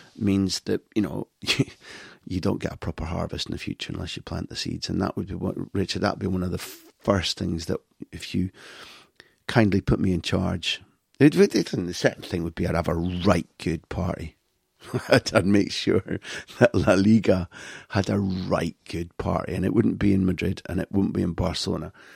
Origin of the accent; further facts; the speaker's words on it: United Kingdom; I grew up in Britain.